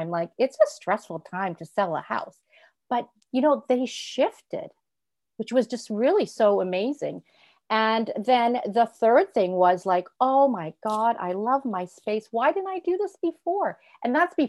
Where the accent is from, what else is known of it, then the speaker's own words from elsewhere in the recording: Toronto, Ontario, Canada; also born or lived in Europe; I'm from Toronto, Ontario